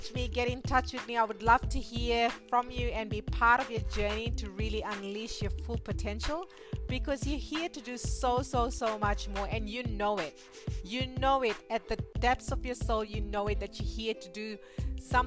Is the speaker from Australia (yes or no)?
no; Fiji; being born and raised in Fiji and coming from an Indian background